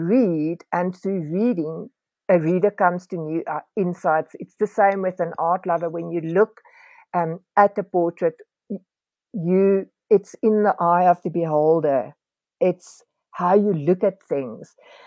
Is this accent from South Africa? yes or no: yes; South Africa; as a South African living in this time